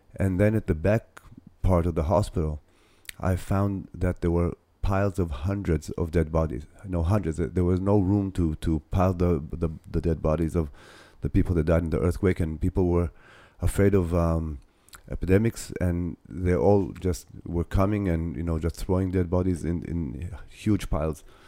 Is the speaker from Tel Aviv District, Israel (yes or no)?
yes; Ramat Gan, Tel Aviv District, Israel; Ramat Gan, which is my hometown